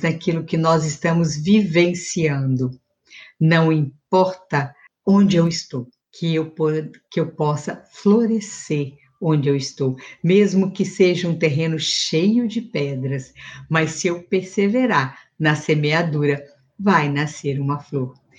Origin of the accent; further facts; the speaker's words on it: Minas Gerais, Brazil; na minha infância, em Minas